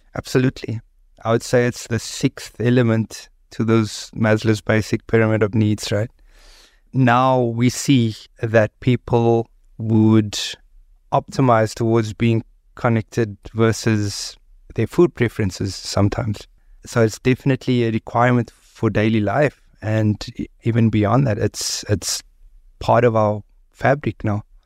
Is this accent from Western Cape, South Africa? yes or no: yes; Cape Town, Western Cape, South Africa; I grew up on the Cape Flats